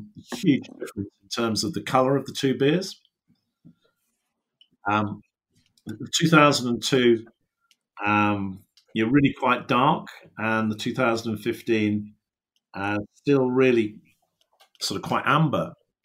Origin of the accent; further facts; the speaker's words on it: England, United Kingdom; as English brewers, we were sort of going, look, this is crazy, the amount of hops that they're putting into the beer